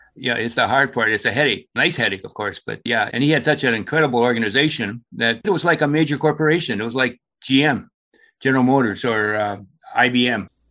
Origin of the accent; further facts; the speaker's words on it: Thunder Bay, Ontario, Canada; now in Rock Hill, United States; I'm originally from Thunder Bay, Ontario, Canada, and I've been living in Rock Hill for the last 30, 35, 40 years